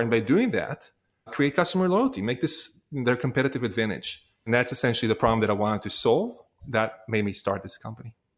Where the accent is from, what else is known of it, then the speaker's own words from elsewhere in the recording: Israel; moved away as an adult; now in United States; I was born and raised in Israel